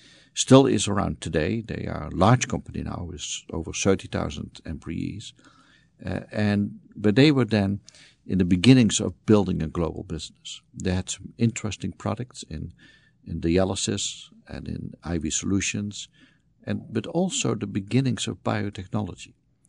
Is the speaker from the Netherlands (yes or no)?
yes; Netherlands; moved away as an adult; So I was born in the Netherlands, spent my youth there, went into the Dutch Air Force at some point